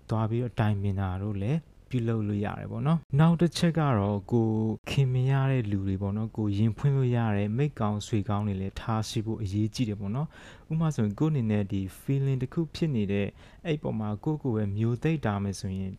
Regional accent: Myanmar

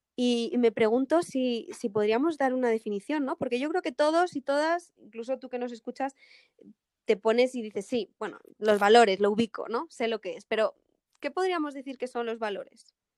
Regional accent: Spain; soy española

